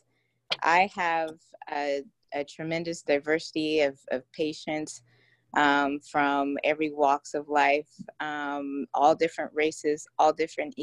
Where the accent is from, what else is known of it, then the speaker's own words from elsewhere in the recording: Houston, Texas, United States; I'm from Houston, Texas